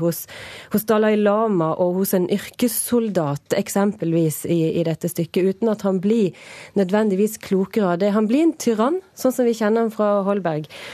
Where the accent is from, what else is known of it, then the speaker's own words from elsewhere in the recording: Norway; vi som nordmenn